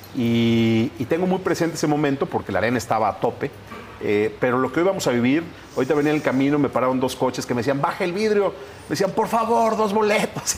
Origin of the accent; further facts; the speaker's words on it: Guadalajara, Jalisco, Mexico; Yo además de gobernador soy tapatío, aquí he vivido siempre